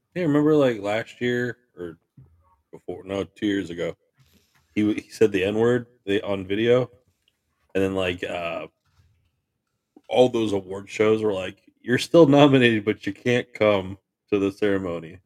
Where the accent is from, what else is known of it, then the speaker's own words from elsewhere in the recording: Farmington, United States; I grew up in Farmington